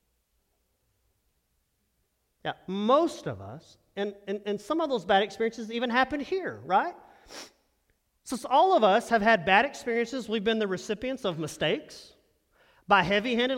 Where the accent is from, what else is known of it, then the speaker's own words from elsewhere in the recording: Texas, United States; moved away; I'm from Texas